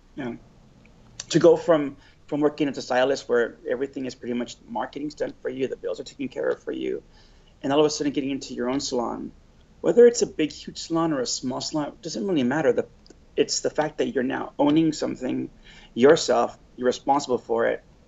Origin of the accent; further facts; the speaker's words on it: Los Angeles, California, United States; I'm from LA. On uh, my whole entire life